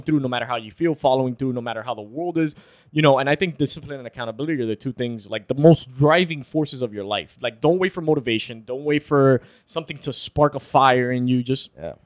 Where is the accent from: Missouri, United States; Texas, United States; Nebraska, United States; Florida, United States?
Florida, United States; We're from Florida.